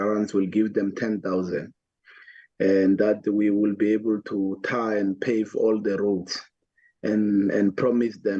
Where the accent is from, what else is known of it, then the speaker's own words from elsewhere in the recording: Atteridgeville, Gauteng, South Africa; where I grew up in Attridgeville, there were only four schools